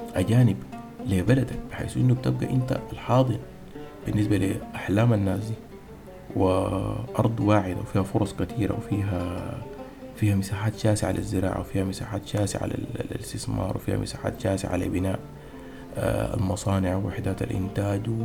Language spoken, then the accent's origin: Arabic; Sudan; نحن كسودانيين